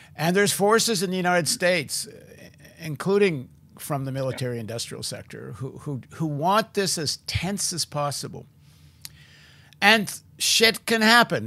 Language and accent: English; Canada; In Canada, I, where I grew up